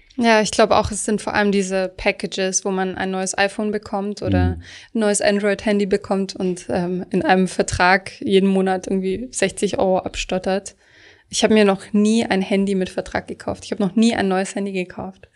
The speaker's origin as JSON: {"language": "German", "region": "Baden-Württemberg", "country": "Germany", "said": "ich komme zum Beispiel aus Süddeutschland, dort rühmen sich viele Leute"}